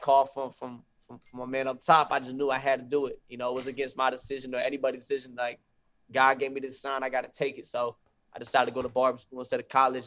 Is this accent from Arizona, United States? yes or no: no; Fayetteville, North Carolina, United States; I'm from Fayetteville, North Carolina, so I'm from the same hometown.